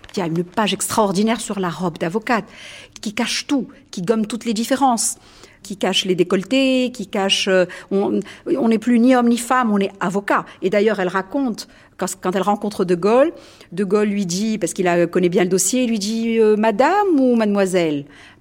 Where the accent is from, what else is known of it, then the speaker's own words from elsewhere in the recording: Tunisia; je suis tunisienne